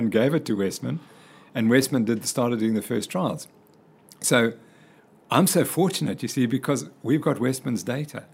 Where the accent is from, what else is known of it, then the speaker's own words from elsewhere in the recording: Cape Town, Western Cape, South Africa; moved away; also born or lived in Zimbabwe / United States; we moved down to Cape Town when I was very young. And so I did all my schooling in Cape Town.